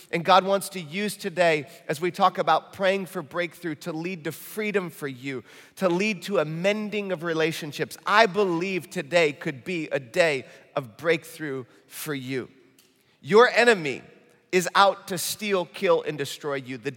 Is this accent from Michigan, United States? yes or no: yes; Michigan, United States; accent: Michigan; And uh, that just sounded like real Midwestern. My Michigan accent came out when I said valley.